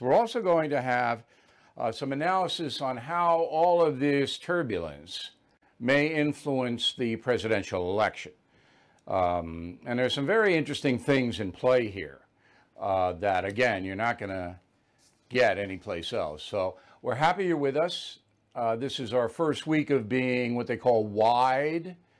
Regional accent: Levittown, New York, United States; moved away; I came from Levittown, there's not a lot of white privilege in Levittown

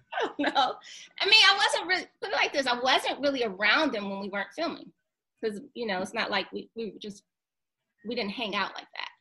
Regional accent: Detroit, Michigan, United States; moved away as an adult; also born or lived in Seattle, Washington; now in Atlanta, United States; growing up in Detroit

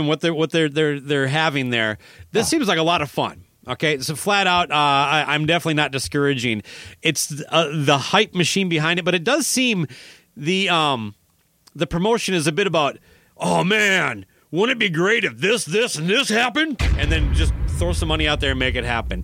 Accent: United States; as an American

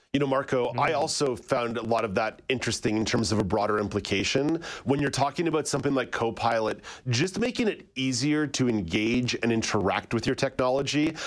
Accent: Montreal, Quebec, Canada; growing up in English Montreal

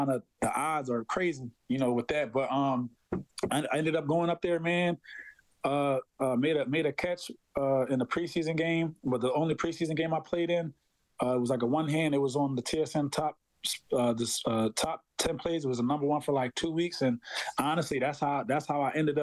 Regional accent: Philadelphia, Pennsylvania, United States; moved away as an adult; I'm from Philadelphia originally

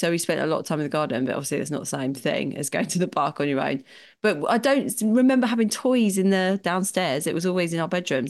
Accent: London, United Kingdom; I grew up in London.

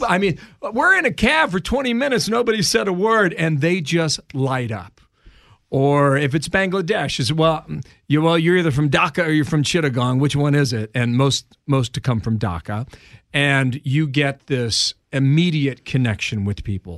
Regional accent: Cincinnati, Ohio, United States; moved away as an adult; now in New York, United States; I was a sports reporter in my hometown of Cincinnati, Ohio.

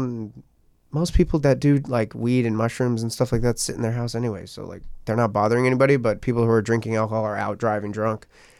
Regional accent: Fort Lauderdale, Florida, United States; moved away as an adult; I'm from Fort Lauderdale, Florida. I moved here about a year and a half ago, but my mom is Peruvian.

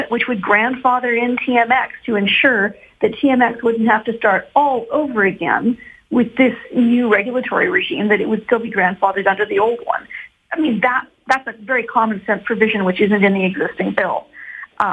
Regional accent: Edmonton, Alberta, Canada; I'm from Edmonton

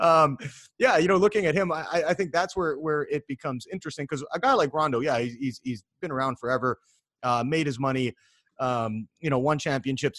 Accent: Vancouver, British Columbia, Canada; I'm from Vancouver, Canada

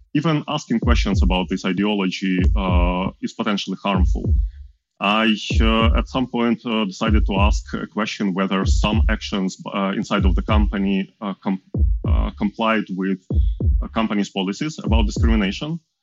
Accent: Ukraine; moved away as an adult; also born or lived in Switzerland; I'm from Ukraine. I was born there, moved to Switzerland to work uh, with Google at 2016

